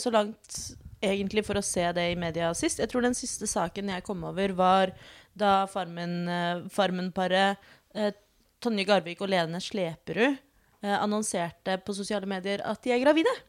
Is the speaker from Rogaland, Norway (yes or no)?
no; Oslo, Norway; født og oppvokst i Oslo